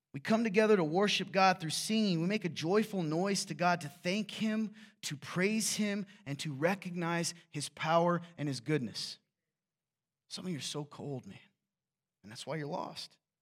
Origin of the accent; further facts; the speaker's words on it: the South, United States; I'm from the South